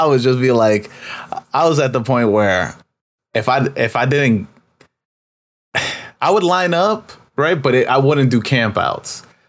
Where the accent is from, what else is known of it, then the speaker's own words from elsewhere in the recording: New York, United States; I'm from New York